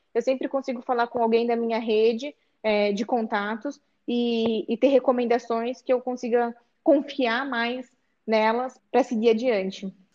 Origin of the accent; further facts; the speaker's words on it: Sorocaba, São Paulo, Brazil; now in São Paulo, Brazil; Eu sou aqui do interior de São Paulo, de, de Sorocaba, mas já moro em São Paulo há